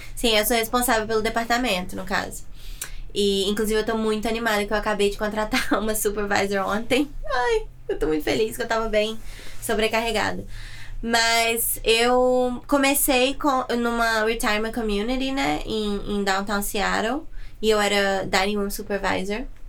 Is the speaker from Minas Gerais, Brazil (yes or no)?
yes; Muriaé, Minas Gerais, Brazil; also born or lived in Itaperuna, Rio de Janeiro; now in United States; eu sou mineira